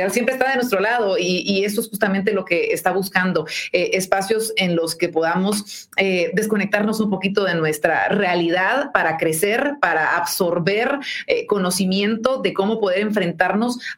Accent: Guatemala; que está sucediendo más allá de estos límites que tenemos planteados nosotros los guatemaltecos.

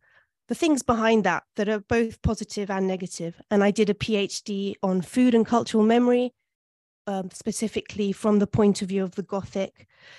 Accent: London, United Kingdom; born there; also born or lived in Italy; I was born in London, in Hampstead, and my father is Venezuelan.

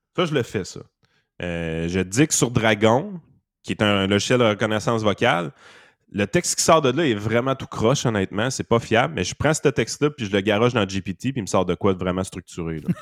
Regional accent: Quebec, Canada

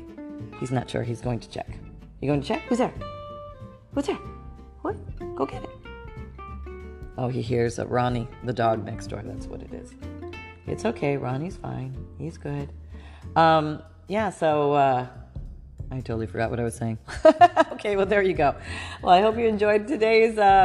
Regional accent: Canada; I grew up in Canada.

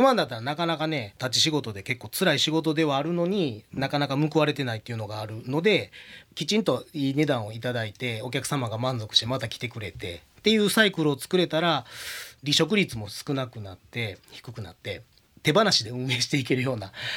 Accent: Osaka, Japan; 私大阪人であの小さい時から阪神ファンなので

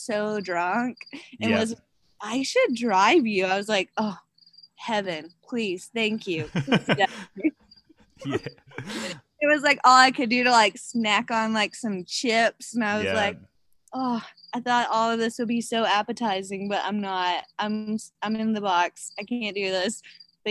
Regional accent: Tennessee, United States; moved away; I'm from Tennessee.

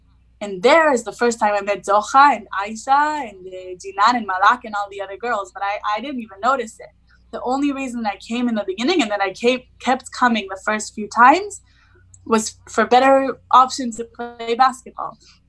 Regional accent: Jerusalem, Jerusalem District, Israel; because I grew up in Western Jerusalem. I grew up in a Jewish household. I went to a Jewish school. I studied only in Hebrew, only with other Jewish Israeli kids.

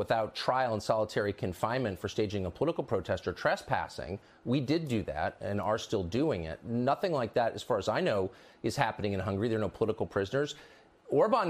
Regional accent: United States; I'm an American

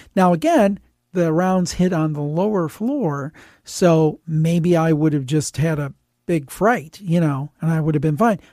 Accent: Cleveland, Ohio, United States; I'm from Cleveland and grew up actually in the city, not in the suburb

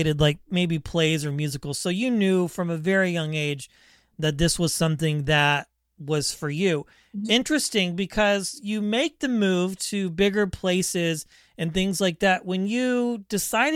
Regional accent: Wichita, Kansas, United States; Born and raised Wichita, Kansas, right here

